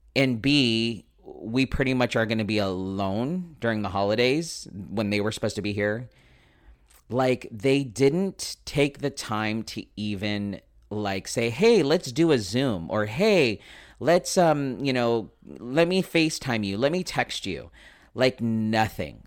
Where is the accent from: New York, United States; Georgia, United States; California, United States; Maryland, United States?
California, United States; San Diego; also born or lived in Escondido; I am born and raised in San Diego, uh, son of a Navy man, and we luckily didn't get to go very many places. We mostly stayed in San Diego, so that is my hometown